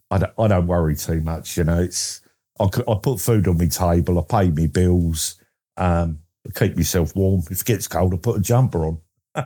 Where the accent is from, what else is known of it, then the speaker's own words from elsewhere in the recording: Essex, East of England, United Kingdom; I'm from Essex in England